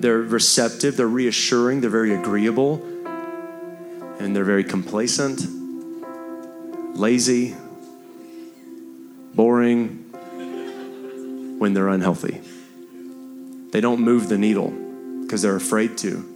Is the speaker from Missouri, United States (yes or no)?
no; Texas, United States; I'm a Texan